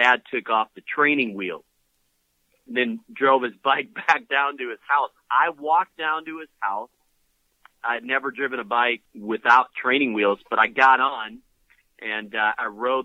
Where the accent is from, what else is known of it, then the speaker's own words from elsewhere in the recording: Minnesota, United States; Went to a covenant church as a kid growing up in Minnesota